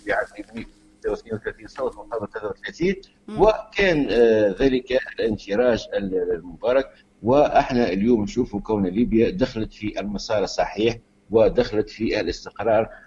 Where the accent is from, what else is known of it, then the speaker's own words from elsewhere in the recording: Tunisia; معناتها احنا معناتها كما نقولوا في تونس نقولوا قبل آه، تونس آه، مبنيه على الولي الصالحين